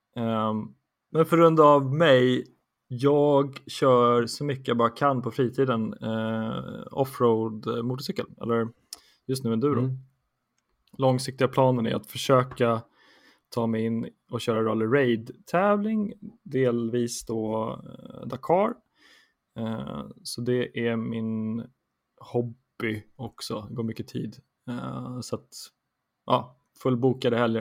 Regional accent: Stockholm, Stockholm County, Sweden; har vuxit upp i Stockholm, huvudstaden, på gott och ont. från Södermalm

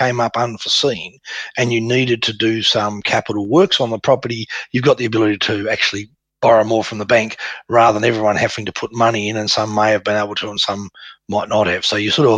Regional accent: Tasmania, Australia; Tasmania, which is my hometown.

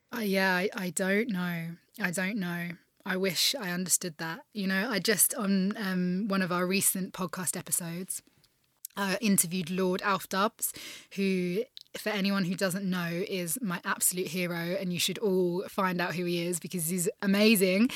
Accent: United Kingdom; as a Brit

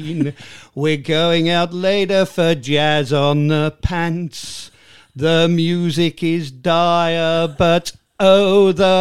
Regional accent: Tunbridge Wells, South East England, United Kingdom; accent: half estuary vowels, half silly Sussex; I'm Tunbridge Wells born and bred

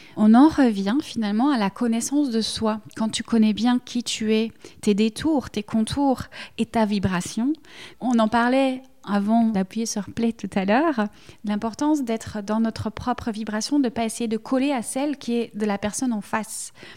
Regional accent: Belgium; accent: Belgian; que ce soit l'accent, le mien, on l'entend, je suis belge

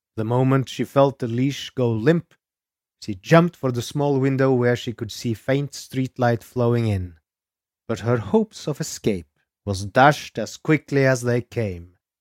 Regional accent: Norway; I am your Norwegian host

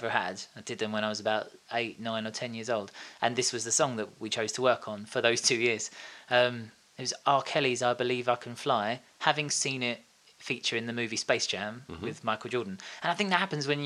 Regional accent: Tilbury, East of England, United Kingdom; also born or lived in Orsett / Horndon on the Hill / Stanford-le-Hope; now in Westcliff-on-Sea, United Kingdom; I was born in Alsett Hospital, and I lived in a little place called Hongdon on the Hill for a while before we moved to Stamford, and then I spent most of my life in Tilbury Town.

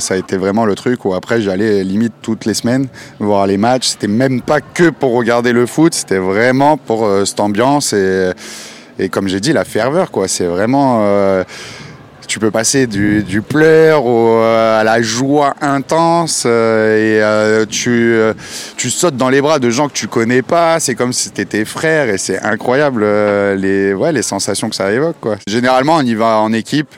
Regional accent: Saint-Tropez, Provence-Alpes-Côte d'Azur, France; moved away; quand je retourne dans ma ville natale, à Saint-Tropez

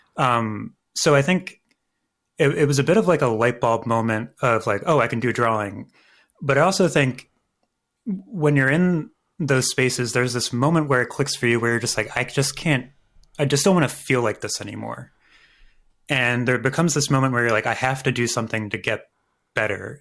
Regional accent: Philadelphia, Pennsylvania, United States; the art museum that we have here in Philadelphia. I'm a Philadelphian.

